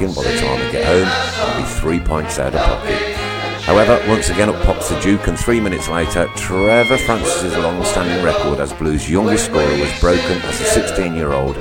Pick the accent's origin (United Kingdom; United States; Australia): United Kingdom; Uttoxeter, West Midlands; my hometown in Uttoxeter up by Stoke